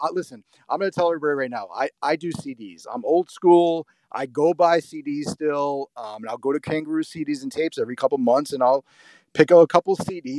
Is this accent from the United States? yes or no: yes; North Providence, Rhode Island, United States; I'm 46. So yeah, I grew up in North Providence.